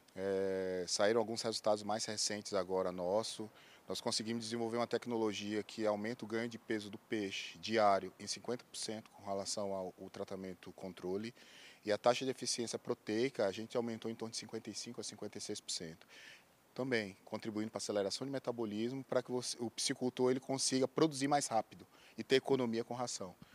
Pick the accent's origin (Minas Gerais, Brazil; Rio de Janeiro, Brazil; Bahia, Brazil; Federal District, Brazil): Bahia, Brazil; Alagoinhas; moved away as an adult; also born or lived in Sergipe / Pernambuco / Brasília; eu sou baiano de Alagoinhas